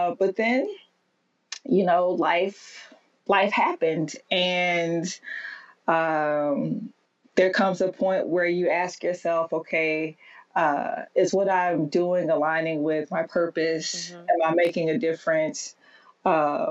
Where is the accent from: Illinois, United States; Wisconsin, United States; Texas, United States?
Texas, United States; moved away as an adult; now in New York City, United States; I grew up in Texas, where it was very, very rare to see a woman in church.